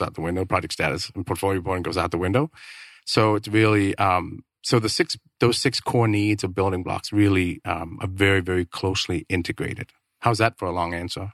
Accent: Denmark; moved away as an adult; now in Phoenix, United States; I'm originally from Denmark

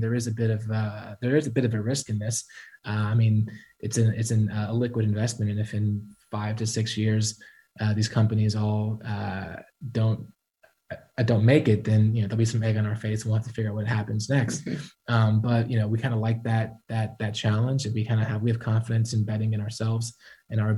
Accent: Atlanta, Georgia, United States; We're both from Atlanta. We plan to be here the rest of our life

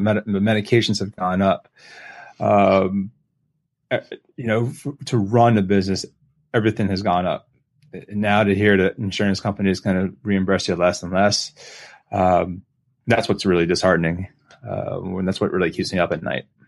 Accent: Lancaster, Pennsylvania, United States; moved away as an adult; also born or lived in Pittsburgh, Pennsylvania / Fort Lauderdale, Florida; now in Virginia Beach, United States; I, I am a Pennsylvania guy, so I grew up in Lancaster, Pennsylvania.

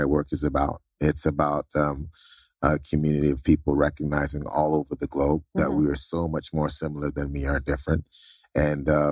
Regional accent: Toronto, Ontario, Canada; moved away; also born or lived in Trinidad / Barbados / Anguilla; I was born in Toronto to Jamaican parents.

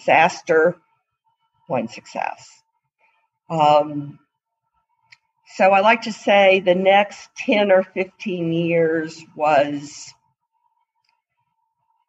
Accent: Atlanta, Georgia, United States; I was from Atlanta

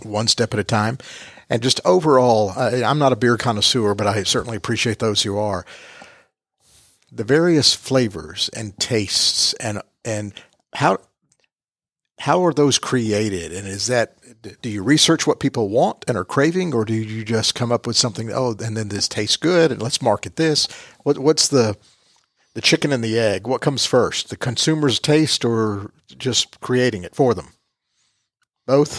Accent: United States; accent: American; my American accent

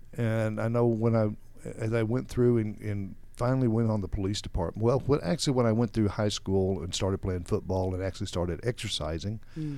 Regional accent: Texas, United States; born there; I was born in 1951 in West Texas, where all the tumbleweeds blow

